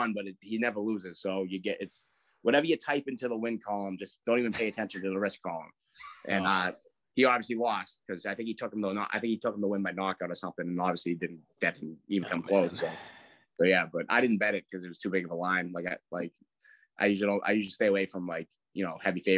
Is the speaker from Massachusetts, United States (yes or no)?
yes; Braintree, Massachusetts, United States; They took a bus from Braintree, where we're from